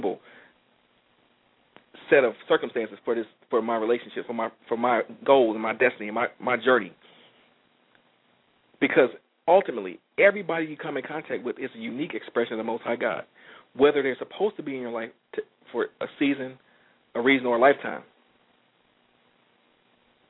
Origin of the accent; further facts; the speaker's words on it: Detroit, Michigan, United States; I'm from Detroit, and the automotive industry was a major player in a lot of things we did around here